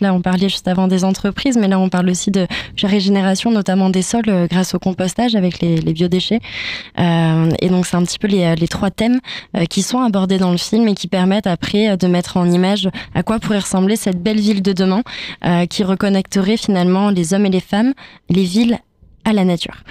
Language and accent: French; Toulouse, Occitania, France; nous, on est de Toulouse